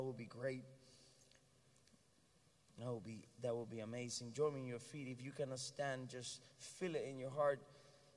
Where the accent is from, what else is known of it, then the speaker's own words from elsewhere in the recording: Puerto Rico; I'm Puerto Rican, American